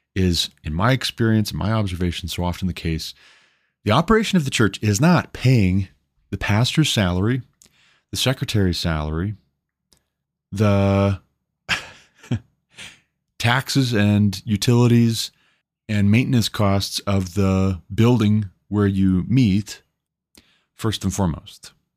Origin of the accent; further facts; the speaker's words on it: Montana, United States; also born or lived in Hillsboro, Ohio; I moved my family back to my home state of Montana